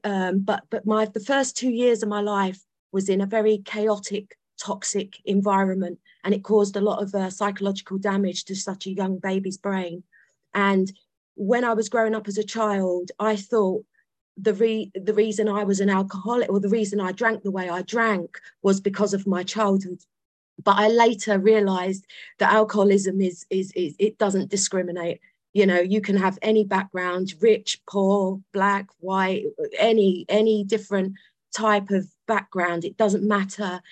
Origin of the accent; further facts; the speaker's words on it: London, United Kingdom; I was born in London. I was I'm from South London